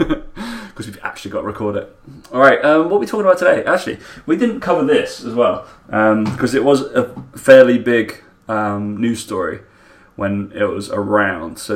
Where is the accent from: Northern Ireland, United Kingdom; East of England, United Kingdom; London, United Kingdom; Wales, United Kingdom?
East of England, United Kingdom; Essex; I'm from Essex, as you can tell from my accent.